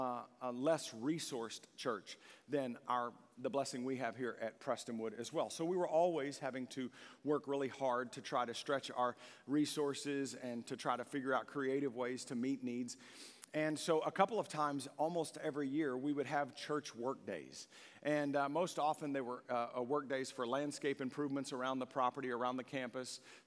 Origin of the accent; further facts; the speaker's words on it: Longview, United States; No, I know where I am. I grew up here in Longview.